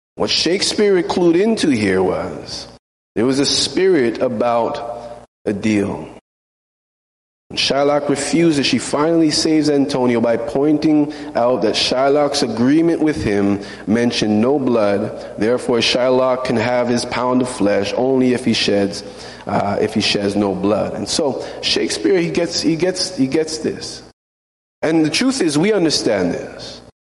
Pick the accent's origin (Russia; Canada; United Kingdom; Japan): Canada; now in United States; I'm Canadian.